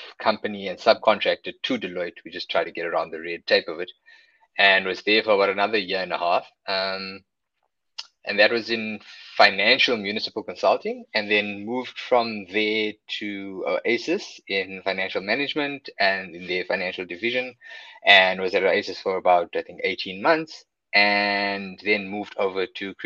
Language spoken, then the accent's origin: English; Johannesburg, Gauteng, South Africa; moved away as an adult; also born or lived in Durban; now in Cape Town, South Africa; Then spent my whole life in Joburg and moved to Cape Town about, I think it's about 8 years ago.